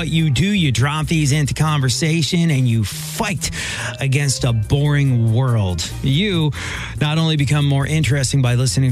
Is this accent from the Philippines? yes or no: no; England, United Kingdom; now in United States; when I was growing up in England